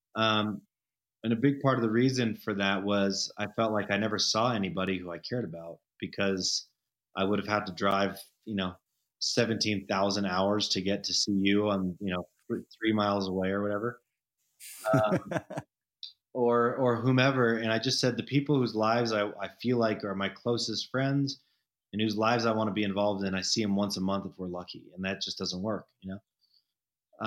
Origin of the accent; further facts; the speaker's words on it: Denver, Colorado, United States; moved away as an adult; also born or lived in San Francisco / Los Angeles; now in Telluride, United States; so I moved back partially out of this nostalgia for growing up in Denver